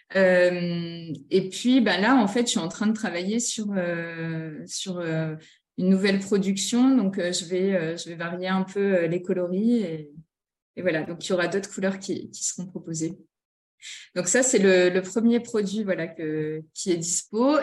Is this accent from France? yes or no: yes; Nord-Pas-de-Calais, Hauts-de-France, France; je suis originaire du Nord-Pas-de-Calais